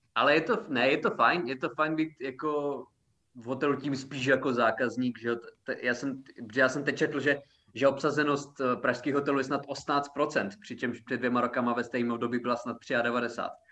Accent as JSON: {"language": "Czech", "country": "Czechia", "said": "já jsem Čech"}